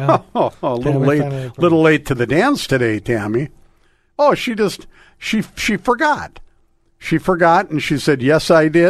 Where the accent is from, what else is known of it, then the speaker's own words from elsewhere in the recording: Crookston, Minnesota, United States; Crookston. Yeah. My hometown.